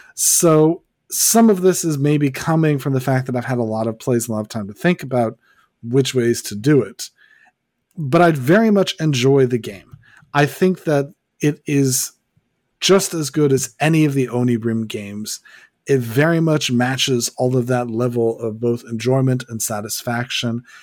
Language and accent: English; United States; I'm an American